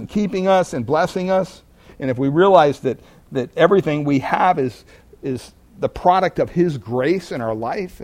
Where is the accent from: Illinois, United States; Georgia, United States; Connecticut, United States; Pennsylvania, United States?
Pennsylvania, United States; I grew up in Pennsylvania